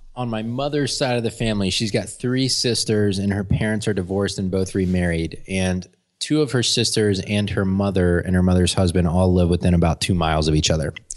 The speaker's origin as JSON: {"language": "English", "town": "Atlanta", "region": "Georgia", "country": "United States", "tie": "born or raised there", "also_born_or_lived": "Florida", "said": "I was born in Florida, and then I've lived in Atlanta for my whole life, basically. I moved here when I was five, and I've been here ever since"}